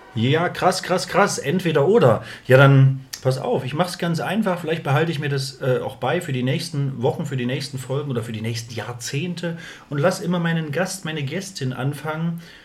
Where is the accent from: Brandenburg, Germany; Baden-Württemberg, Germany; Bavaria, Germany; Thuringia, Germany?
Thuringia, Germany; East; also born or lived in Jena; bei uns auf dem Dorf, also hier, ja, Thüringen, Ostthüringen